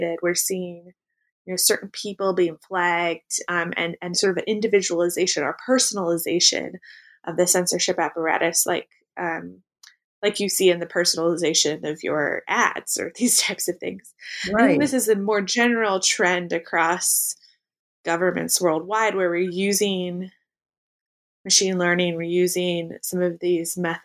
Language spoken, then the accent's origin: English; Pacific Northwest, United States; I grew up in the Pacific Northwest